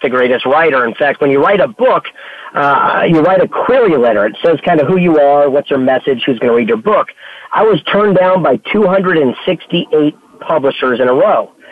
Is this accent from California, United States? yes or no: yes; San Diego, California, United States; I'm from San Diego, California